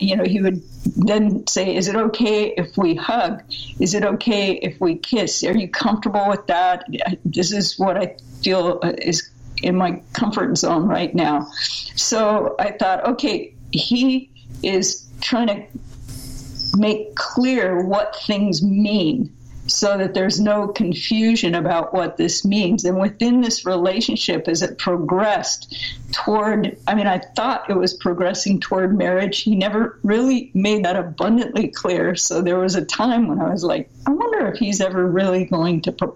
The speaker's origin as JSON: {"language": "English", "region": "Southern California", "country": "United States", "tie": "born or raised there", "said": "I grew up in America, in fact, in Southern California, in a total Christian cocoon"}